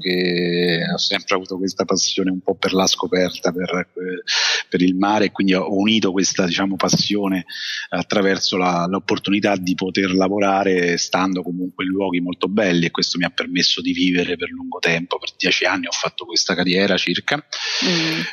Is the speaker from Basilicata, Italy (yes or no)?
no; Rome, Lazio, Italy; moved away as an adult; sono nato e cresciuto quindi di base a, a Roma